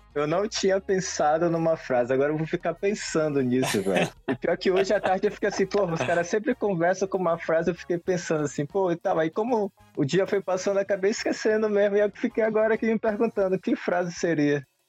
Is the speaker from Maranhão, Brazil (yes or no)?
yes; São Luís, Maranhão, Brazil; sou de São Luís do Maranhão